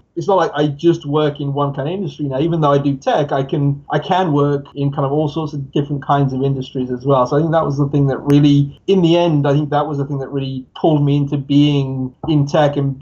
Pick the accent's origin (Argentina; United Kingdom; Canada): United Kingdom; England; moved away as an adult; also born or lived in Pakistan / San Francisco / New York; now in upstate New York, United States; I was born in Pakistan, grew up in England. So I lived in England for about 18 years, moved to the US now